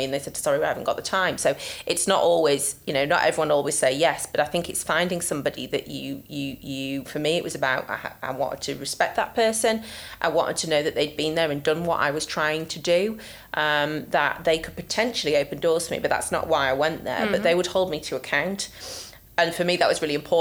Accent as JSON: {"language": "English", "region": "Yorkshire and the Humber", "country": "United Kingdom", "said": "I'm from Yorkshire after all"}